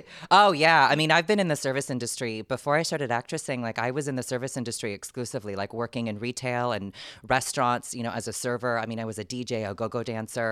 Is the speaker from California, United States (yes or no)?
yes; San Diego, California, United States; moved away as an adult; also born or lived in New York; I'm from San Diego, California